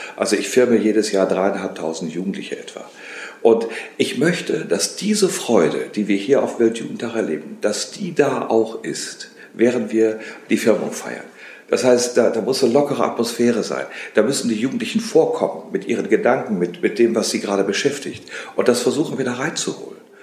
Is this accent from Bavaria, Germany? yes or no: no; Rheine, North Rhine-Westphalia, Germany; also born or lived in Paris / Rome; ich komme aus dem Bistum Münster, wie gesagt, und äh, aus Rheine gebürtig